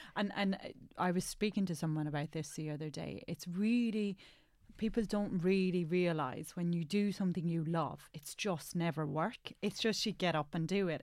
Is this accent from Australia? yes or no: no; Ireland; now in England; as Irish